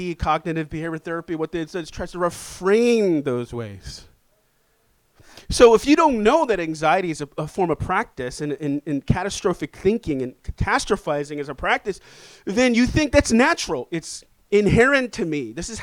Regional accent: New York City, New York, United States; I'm from Inwood.

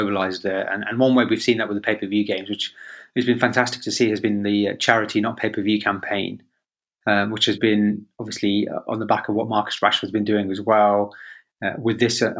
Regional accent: Birmingham, West Midlands, United Kingdom; moved away; also born or lived in Leamington; I came from a working class background in Birmingham. I was born and raised in Borsaleigh, and before we moved to Leamington, we were poor. You know, we were council housed

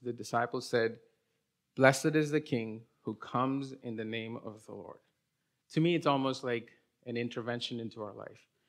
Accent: India; English is a second language; moved away as an adult; I was born and raised in India till I was twenty-one, and then I moved here when I, uh, went to college

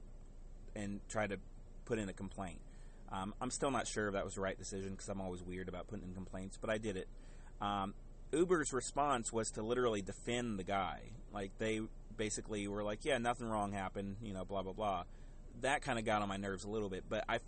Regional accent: the South, United States; growing up in the South

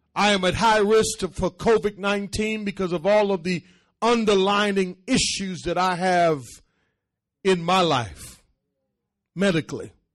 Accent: Boston, Massachusetts, United States; I grew up in Boston at a time when racism still existed, being the only black student in the school. And on top of that, with an accent, and I dressed differently when I came to this country

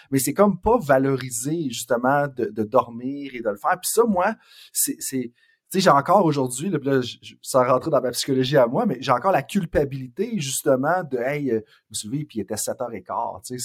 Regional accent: Saint-Georges-de-Beauce, Quebec, Canada; Je viens de Saint-Georges-de-Beauce. Les, les, éditeurs et les auditrices, ils savent. Ça fait 46 fois que je le mentionne.

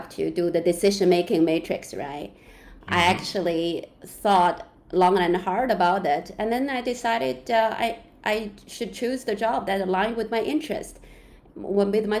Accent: China; English is a second language; also born or lived in Canada; now in Hong Kong; I was born in China, lived in Canada for 22 years, then moved to Hong Kong for about 1.5 years

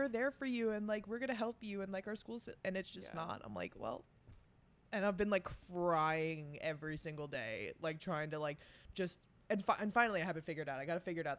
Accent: East Coast, New York, United States; we grew up like on the East Coast.

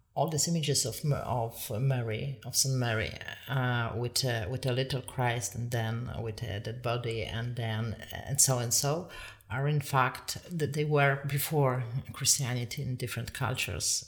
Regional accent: Poland; moved away as an adult; now in Ireland; I am from Poland, but uh, but actually my parents, nor of them is Polish

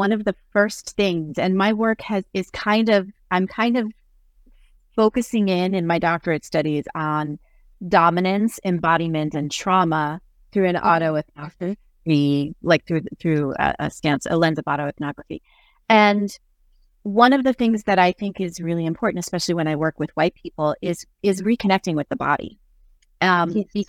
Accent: New Jersey, United States; I am from Jersey

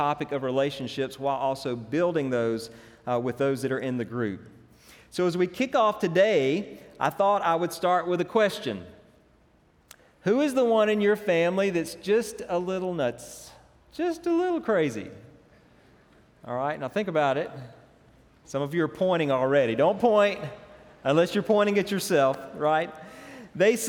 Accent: Franklin, Louisiana, United States; I grew up in Franklin, it's kind of a small town.

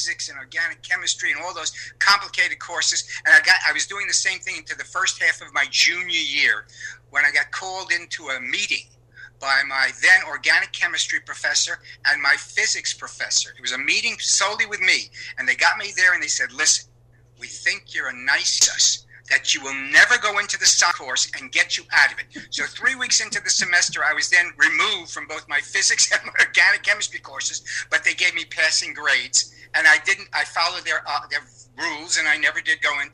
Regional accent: New York City, New York, United States; a kid growing up in Sheepshead Bay, Brooklyn, lower middle class

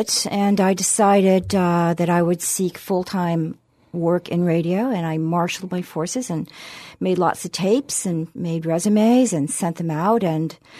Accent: Stuart, Florida, United States; I grew up in Stuart, Florida

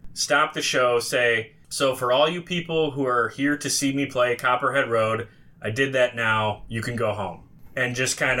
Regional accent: Wisconsin, United States; we are both from Wisconsin

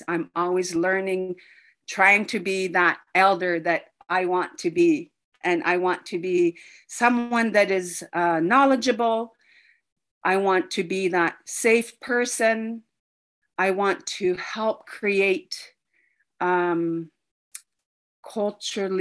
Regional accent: Iqaluit, Nunavut, Canada; English is a second language; I am from Iqaluit Nunavut. I am Inuk

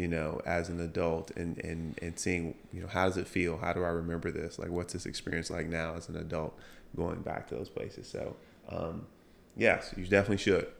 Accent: Chesterfield, Virginia, United States; I grew up in Chesterfield.

